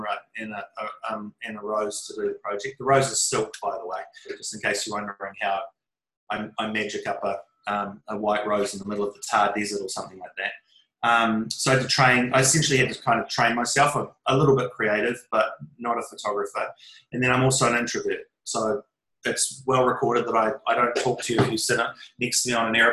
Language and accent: English; New Zealand; part of being a Kiwi, part of being a New Zealander